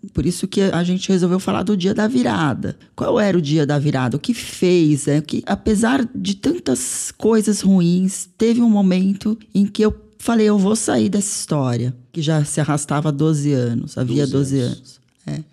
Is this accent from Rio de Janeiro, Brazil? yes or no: no; São Paulo, Brazil; sou mulher brasileira, nasci em São Paulo